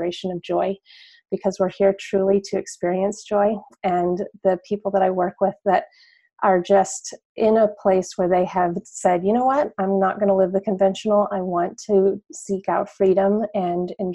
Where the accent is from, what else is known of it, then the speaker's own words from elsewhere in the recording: northern New Mexico, United States; now in Washington, D.C., United States; I am from New Mexico originally. I'm from northern New Mexico